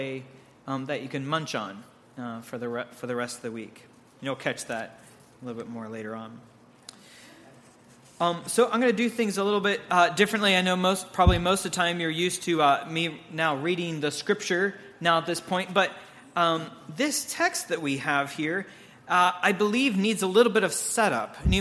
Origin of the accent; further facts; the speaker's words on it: Pittsburgh, Pennsylvania, United States; My wife and I hail from the North Hills of Pittsburgh